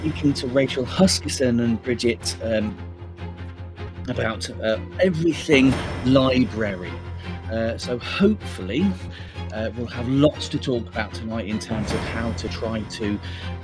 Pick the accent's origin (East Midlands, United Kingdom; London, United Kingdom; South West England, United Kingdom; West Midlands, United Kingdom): East Midlands, United Kingdom; Leicester; coming from Leicester myself